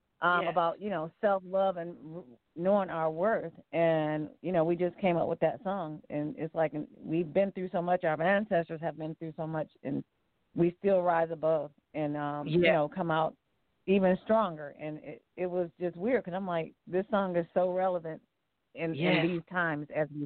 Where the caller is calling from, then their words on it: Cleveland, Ohio, United States; I'm calling from Cleveland, Ohio.